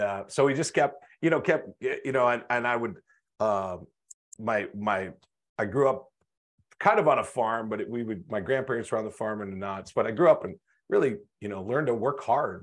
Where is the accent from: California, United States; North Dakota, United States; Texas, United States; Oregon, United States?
North Dakota, United States; I grew up in North Dakota in small town